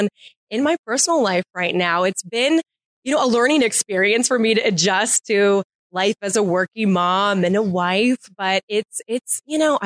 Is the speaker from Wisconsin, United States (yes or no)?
no; Tampa, Florida, United States; growing up in Tampa Bay